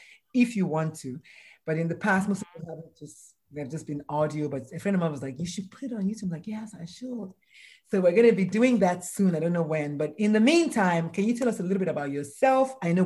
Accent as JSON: {"language": "English", "country": "Nigeria", "said": "I'm Nigerian"}